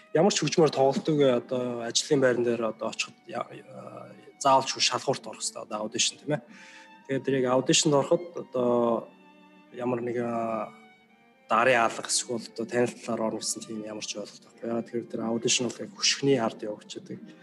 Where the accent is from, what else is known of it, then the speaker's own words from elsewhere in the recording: Mongolia; moved away as an adult; now in United States; би Монголоос ирсэн